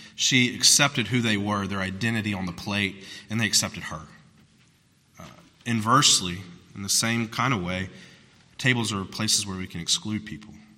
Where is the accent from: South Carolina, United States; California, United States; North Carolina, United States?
South Carolina, United States; I'm from South Carolina